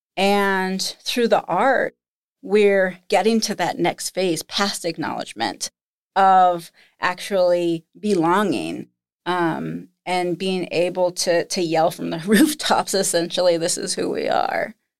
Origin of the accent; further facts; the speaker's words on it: Nebraska, United States; moved away; also born or lived in Lincoln, Nebraska / Minnesota; growing up in Nebraska